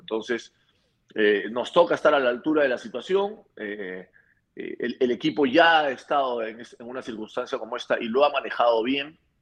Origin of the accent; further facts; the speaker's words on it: Peru; la selección peruana, nos ha logrado unir como peruanos.